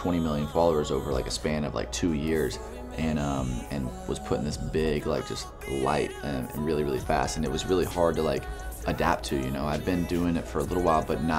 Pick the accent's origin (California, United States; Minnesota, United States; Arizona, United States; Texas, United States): Texas, United States; moved away; I'm from Texas originally. You know, I grew up in the South